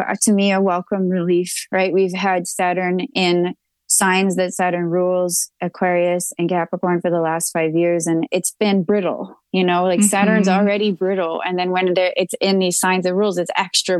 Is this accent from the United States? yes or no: yes; Texas, United States; I'm a Texan